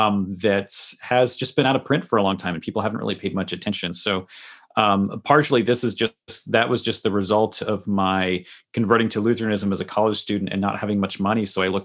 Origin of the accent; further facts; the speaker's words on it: Massachusetts, United States; now in New York, United States; I'm not really from the Midwestern or Lutheran culture. I grew up in a Reformed tradition in the Northeastern United States, in Massachusetts. I live in New York now. So I was, you know, baptized as an infant in a Presbyterian church